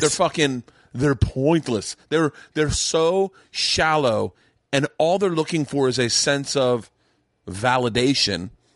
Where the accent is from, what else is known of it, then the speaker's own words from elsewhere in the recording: Florida, United States; moved away; I grew up in Florida